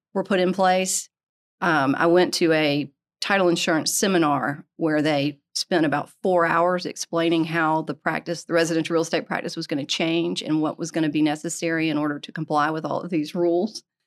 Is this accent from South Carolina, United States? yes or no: yes; Greenville, South Carolina, United States; also born or lived in Atlanta; So I grew up in Greenville. I had gone to Furman, and I decided I needed to move